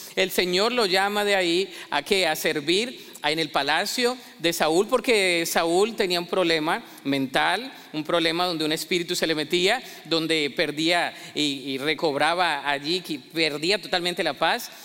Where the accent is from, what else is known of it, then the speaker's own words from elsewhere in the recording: Colombia; en mi país, Colombia